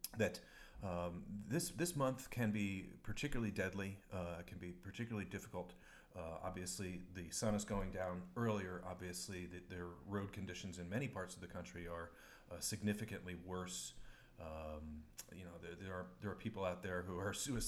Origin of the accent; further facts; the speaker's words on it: New York, United States; where I grew up in New York